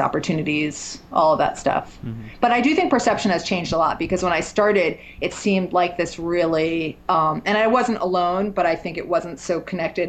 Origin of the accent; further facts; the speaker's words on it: New York City, New York, United States; moved away as an adult; now in Asheville, United States; I grew up in New York in the city and had lived there pretty much my whole life